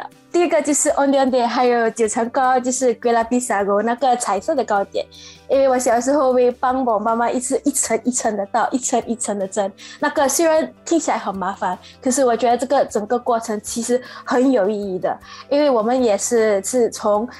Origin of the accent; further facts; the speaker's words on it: Singapore; moved away as an adult; now in Shanghai, China; 我是从新加坡过来的，我现在在上海创业